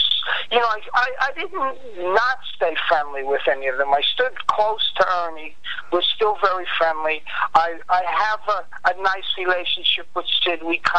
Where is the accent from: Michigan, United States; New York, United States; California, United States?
New York, United States; Long Island; also born or lived in Far Rockaway, New York; I was from Long Island, so Far Rockaway was like closer to Manhattan than where I lived.